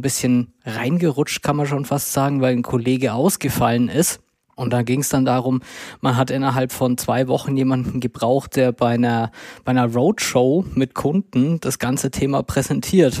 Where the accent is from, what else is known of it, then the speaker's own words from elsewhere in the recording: Würzburg, Bavaria, Germany; moved away as an adult; now in Munich, Germany; ich komme gebürtig aus Würzburg, dort bin ich geboren und aufgewachsen